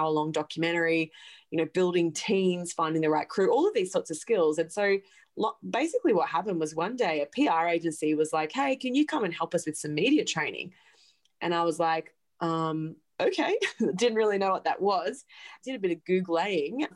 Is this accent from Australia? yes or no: yes; Gold Coast, Queensland, Australia; moved away as an adult; now in New York City, United States; I'm an Aussie. I grew up on the Gold Coast and on a farm west of the Goldie.